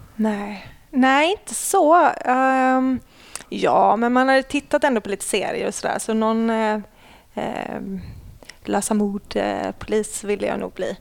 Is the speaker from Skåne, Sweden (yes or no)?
yes; Lund, Skåne, Sweden; born or raised there; also born or lived in Ängelholm